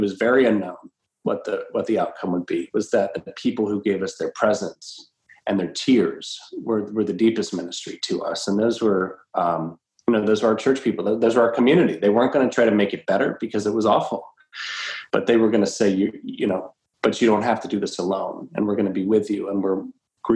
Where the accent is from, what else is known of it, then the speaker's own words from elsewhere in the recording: the South, United States; moved away; we're from the South originally